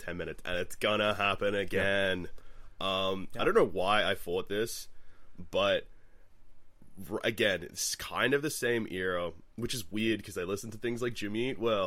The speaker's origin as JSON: {"language": "English", "town": "Melbourne", "region": "Victoria", "country": "Australia", "said": "I'm from Melbourne."}